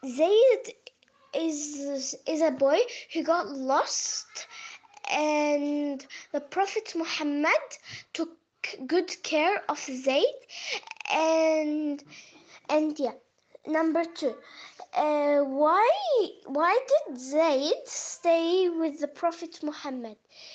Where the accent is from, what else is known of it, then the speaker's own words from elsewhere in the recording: Melbourne, Victoria, Australia; I'm 9 years old. I'm from Melbourne, Australia.